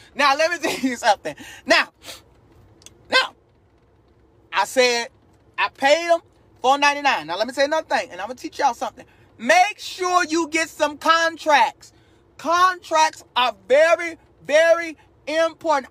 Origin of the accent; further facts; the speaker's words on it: Chicago, Illinois, United States; also born or lived in Texas; now in North Carolina, United States; Now, I live in North Carolina. I lived in Texas 12 years. I'm born and raised in Chicago.